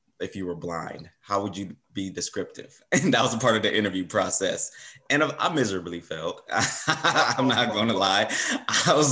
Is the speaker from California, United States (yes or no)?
yes; Compton, California, United States; I'm originally from Compton, California. Born and raised there, attended all Compton schools.